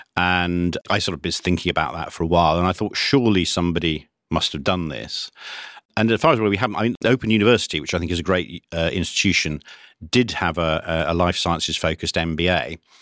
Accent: Cambridge, East of England, United Kingdom; I was brought up in Cambridge in the nineteen sixties

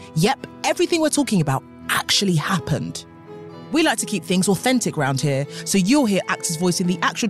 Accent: United Kingdom

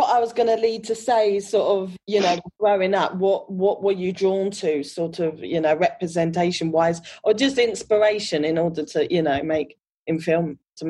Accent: United Kingdom; But yeah, in the 90s, it was very sort of the African-American, you know, experience that I didn't identify growing up in the UK.

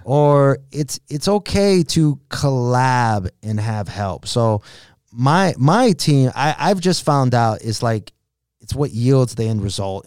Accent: Los Angeles, California, United States; a kid from East L

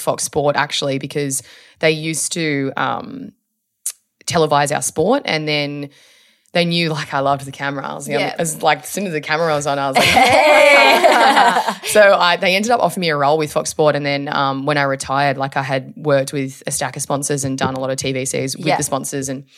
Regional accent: Sydney, New South Wales, Australia; We're in Sydney in your hometown. My hometown. Yes. I live up the road.

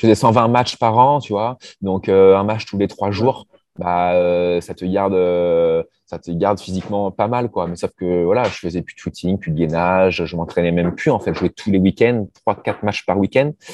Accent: Normandy, France; je suis normand

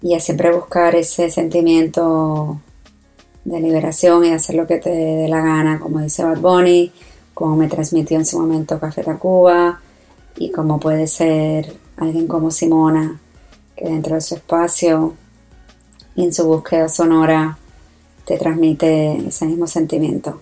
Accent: San Juan, Puerto Rico; now in New York, United States; Yo me crié en Puerto Rico, en San Juan

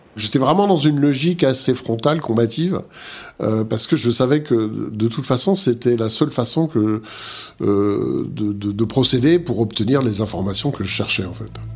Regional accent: Montbéliard, Bourgogne-Franche-Comté, France; moved away as an adult; also born or lived in Paris; je suis né à Montbéliard, dans le Doubs

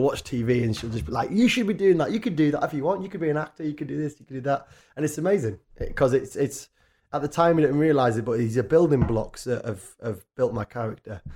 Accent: Richmond, Yorkshire and the Humber, United Kingdom; moved away as an adult; now in London, United Kingdom; I grew up in a town called Richmond, North Yorkshire, which is a tiny, sleepy, lovely little town

